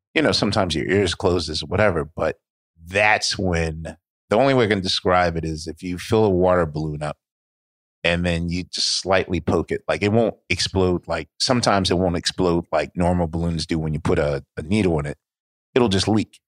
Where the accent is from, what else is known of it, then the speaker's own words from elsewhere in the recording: Philadelphia, Pennsylvania, United States; I was born in Penn Hospital